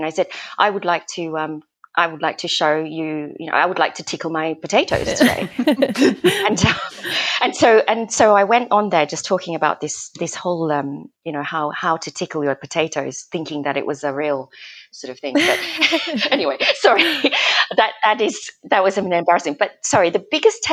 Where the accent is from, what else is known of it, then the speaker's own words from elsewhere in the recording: Australia; also born or lived in Malaysia; now in United Kingdom; I'm Malaysian and I grew up in Australia